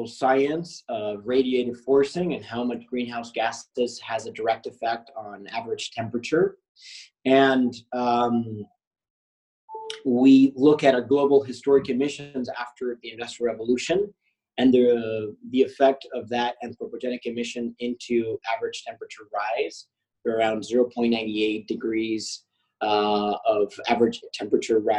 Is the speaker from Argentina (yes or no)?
yes; Argentina; I'm from Argentina.